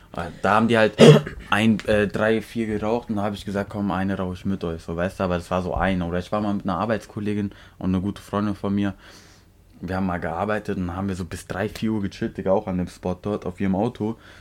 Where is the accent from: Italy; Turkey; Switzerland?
Turkey; now in Germany; Ich bin in der Türkei aufgewachsen